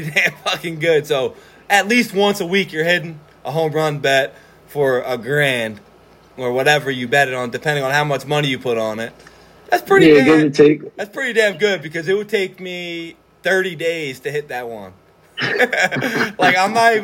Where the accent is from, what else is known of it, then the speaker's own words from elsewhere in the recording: Norristown, Pennsylvania, United States; we're both from Norristown. We graduated in 2009